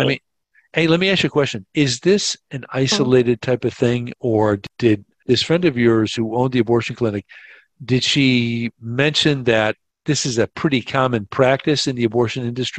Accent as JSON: {"language": "English", "country": "United States", "also_born_or_lived": "Colombia", "moved": "as an adult", "said": "for a time, I lived in Colombia. And I would come back to, I'm American, but I'd come back to the States periodically, and I would stay there."}